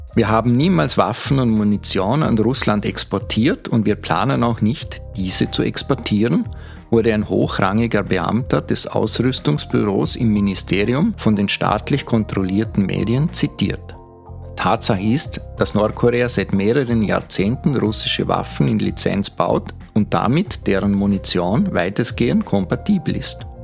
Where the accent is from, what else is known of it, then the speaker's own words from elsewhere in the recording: Vorarlberg, Austria; now in Vienna, Austria; Als geborener Vorarlberger